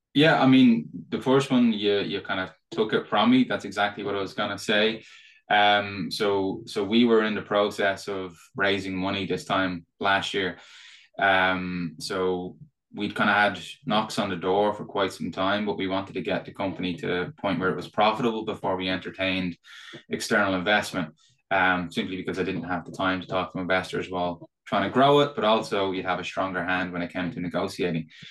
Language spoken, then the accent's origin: English; Ireland; probably tell from my accent. Uh, so I'm Irish. I'm based here in Dublin.